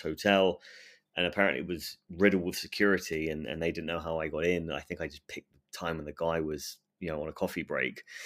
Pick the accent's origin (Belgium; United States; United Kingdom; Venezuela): United Kingdom; England; I'm English